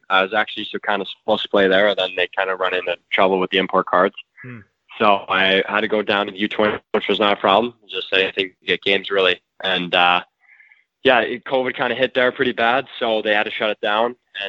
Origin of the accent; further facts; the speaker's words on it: Peterborough, Ontario, Canada; And I definitely would consider Peterborough my hometown. It's where I spent most of my childhood, and that's where all the memories are.